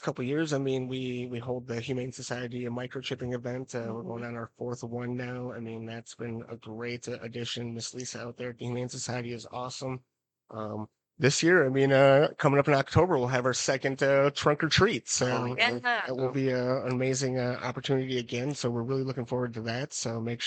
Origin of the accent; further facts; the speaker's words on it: St. Paul, Minnesota, United States; now in Menomonie, United States; I grew up in St. Paul, so I grew up in the big city